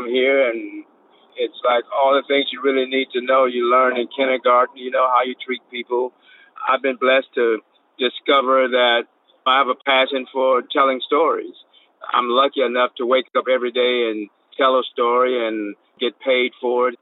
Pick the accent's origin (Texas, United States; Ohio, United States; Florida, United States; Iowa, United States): Florida, United States; St. Petersburg; also born or lived in the country (rural, with grandmother) / Atlanta, Georgia; I eventually moved to live with my mother and stepfather in St. Petersburg, Florida. And we grew up pretty poor in St. Petersburg